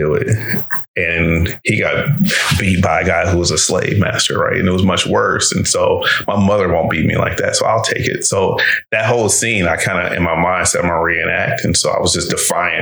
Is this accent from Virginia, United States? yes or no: yes; Reston, Virginia, United States; also born or lived in Detroit, Michigan; I ended up in my father's house and grew up there from 8 until I left